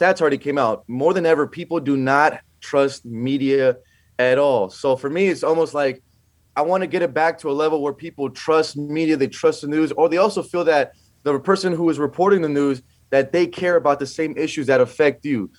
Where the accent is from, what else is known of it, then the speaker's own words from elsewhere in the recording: California, United States; here in my home state of California